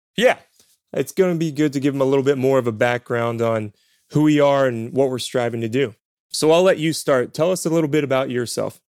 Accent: Point Pleasant, West Virginia, United States; moved away as an adult; also born or lived in China; I am originally from Point Pleasant, West Virginia. Graduated from Point Pleasant High School

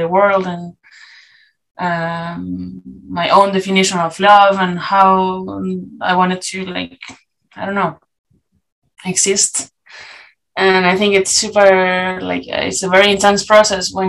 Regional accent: Chile; English is a second language; now in Lille, France; we come from Chile

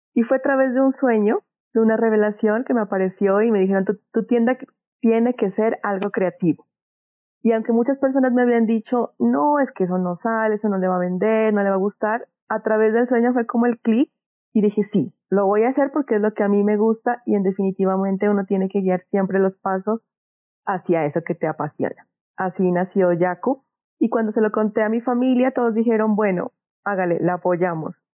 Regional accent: Pasto, Nariño, Colombia; nací en Pasto, soy de esta tierra

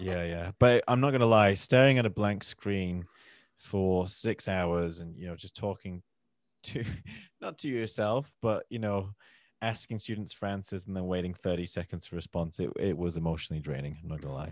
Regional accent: Manchester, North West England, United Kingdom; accent: northern; now in London, United Kingdom; I'm from, originally from Manchester, which is a city up north in England. Uh, I live in London now.

